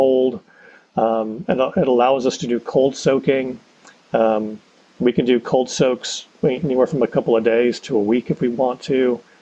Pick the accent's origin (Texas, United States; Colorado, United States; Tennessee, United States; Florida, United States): Texas, United States; Austin; also born or lived in Abilene, Texas; I grew up in Austin